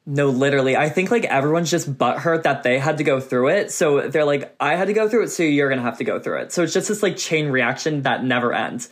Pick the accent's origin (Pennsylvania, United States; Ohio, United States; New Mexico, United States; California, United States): Pennsylvania, United States; Kennett Square; moved away as an adult; now in Los Angeles, United States; I'm from um, a small town called Kennett Square, Pennsylvania. It's a mile by a mile wide because it's a square